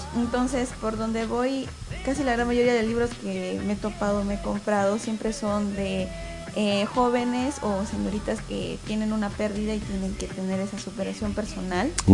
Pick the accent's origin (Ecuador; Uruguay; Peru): Peru; Ilo, Moquegua; yo soy de Hilo